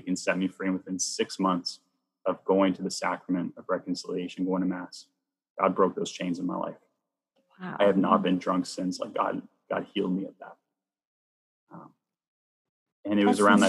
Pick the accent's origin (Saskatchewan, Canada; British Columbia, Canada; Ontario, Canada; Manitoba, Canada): Ontario, Canada; Bowmanville; my old church growing up in Bowmanville, Ontario